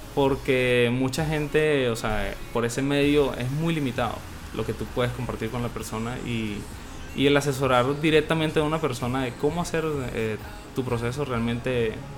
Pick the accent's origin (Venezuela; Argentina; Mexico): Venezuela; moved away as an adult; now in Chile; yo me vine de Venezuela